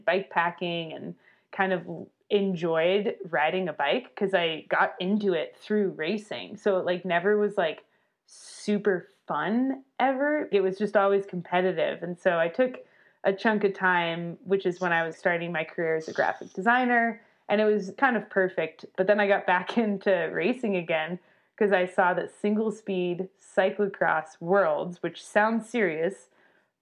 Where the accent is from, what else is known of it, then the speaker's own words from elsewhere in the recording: Albuquerque, New Mexico, United States; moved away as an adult; also born or lived in Durango, Colorado; I grew up in Albuquerque